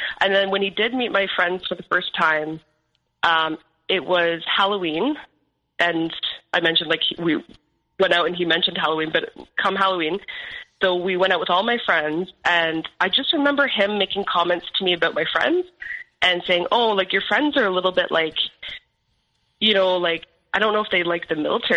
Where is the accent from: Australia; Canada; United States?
Canada; Ontario; born or raised there; moved away; also born or lived in Alberta